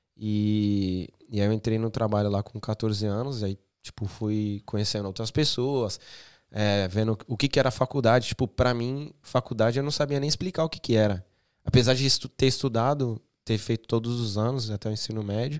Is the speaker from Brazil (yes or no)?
yes; Santos, São Paulo, Brazil; moved away as an adult; also born or lived in England; now in United Kingdom; em Santos é, tem o Morro São Bento, que é de onde eu sou.